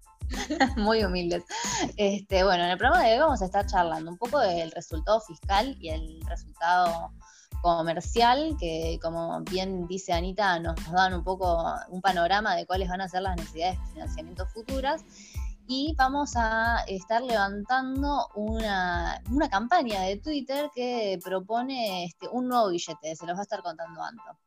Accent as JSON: {"language": "Spanish", "country": "Argentina", "said": "como argentinos"}